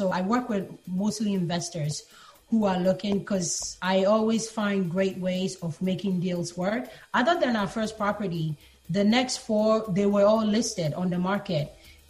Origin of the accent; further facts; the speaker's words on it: Ghana; born there; like I said, I was born in Ghana.